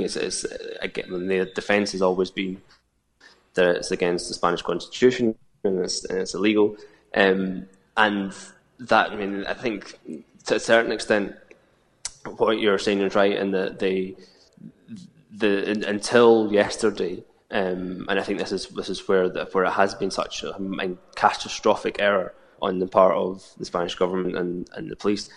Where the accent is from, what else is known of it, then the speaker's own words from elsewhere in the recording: Scotland, United Kingdom; as a Scot